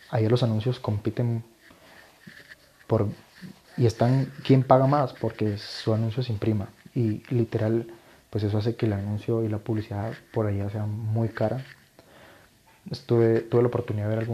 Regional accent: Guatemala; resulta que en mi país, Guatemala, no sé si me escuchan de acá o de otros países de Latinoamérica o Estados Unidos

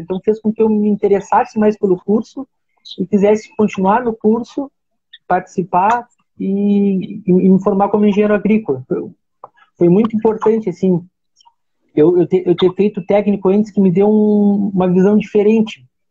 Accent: Arroio Grande, Rio Grande do Sul, Brazil; now in Pelotas, Brazil; eu sou natural de Arroio Grande, tá? mas, mas por toda a minha formação aqui em Pelotas

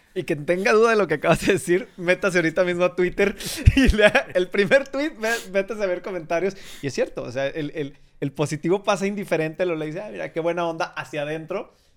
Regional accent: Torreón, Coahuila, Mexico; moved away; yo hice mi vida y salí de, de Torreón

